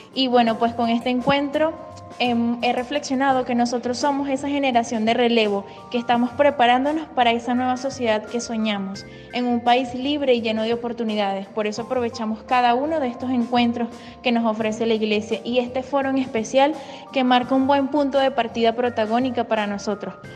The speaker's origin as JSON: {"language": "Spanish", "country": "Venezuela", "said": "nuestro país"}